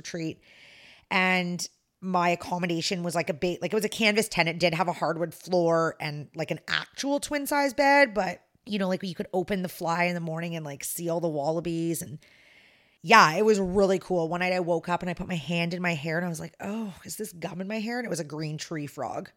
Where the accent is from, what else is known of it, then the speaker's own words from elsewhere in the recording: Canada; I'm the Canadian